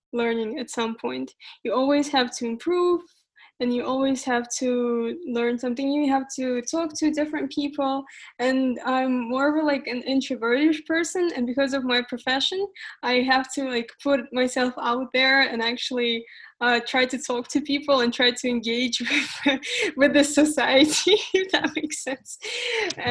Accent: Astana, Kazakhstan; I'm from Astana, Kazakhstan.

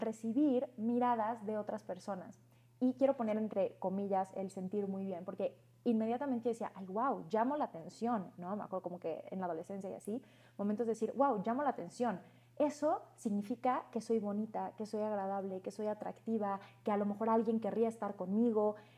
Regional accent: Cancún, Quintana Roo, Mexico; Yo crecí en Cancún.

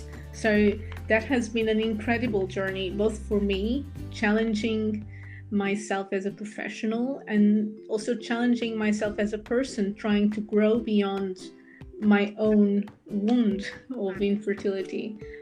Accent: Portugal; English is a second language; moved away as an adult; now in United Kingdom; And then eventually, when I moved from Portugal to the UK, I continued my journey in the area of being an anesthetic nurse

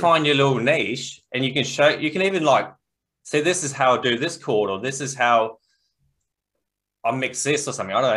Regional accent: Australia; us being Australian

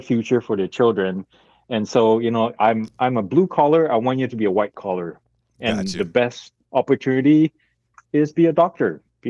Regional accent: Malaysia; moved away as an adult; also born or lived in Abilene, Texas / Singapore; now in United States; coming from Malaysia, I speak four languages, and even though I grew up speaking English, when I try to talk, I translate it.

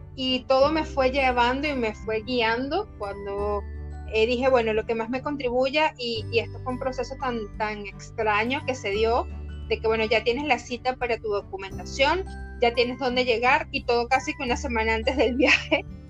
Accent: Valencia, Carabobo, Venezuela; moved away as an adult; now in Argentina; somos de Valencia, Venezuela, que estamos en Ecuador, en Argentina

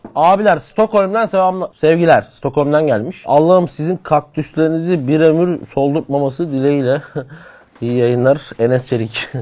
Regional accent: Batman, Batman Province, Turkey; moved away; benim memleketimin plakasına geldik

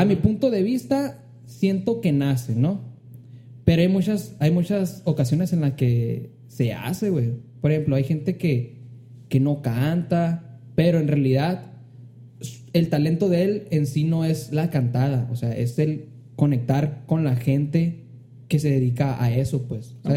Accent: Hermosillo, Sonora, Mexico; Hermosillo, que es de donde soy

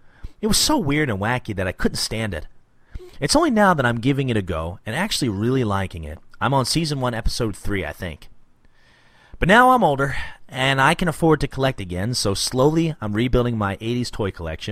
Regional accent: Midwest, United States; accent: Midwestern; that Midwestern kind of just not really an accent at all. I don't sound like I'm from Jersey, and, you know, I don't sound Southern

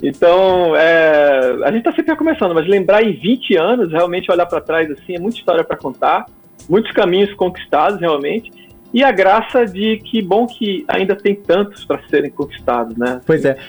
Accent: Pernambuco, Brazil; moved away as an adult; also born or lived in João Pessoa; oito anos eu estava de volta a Pernambuco, fui me readaptar à cultura pernambucana e a, e a sotaques e, e a, e a minha, minha terra de, de volta. fui crescendo, passando pela adolescência ali.

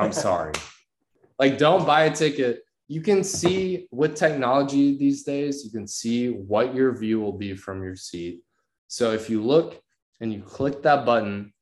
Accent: Dallas, Texas, United States; I'm from the Dallas area

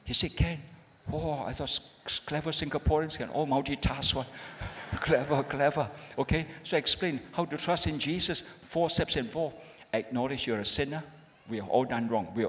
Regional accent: Malaysia; I'm a pastor from Malaysia

